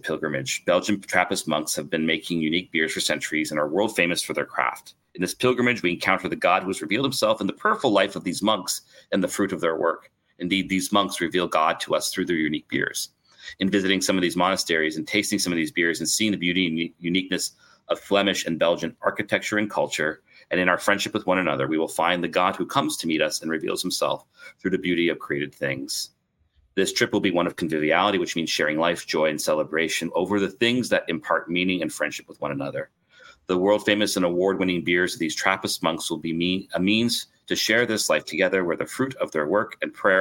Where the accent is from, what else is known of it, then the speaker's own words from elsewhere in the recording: Canada; as a Canadian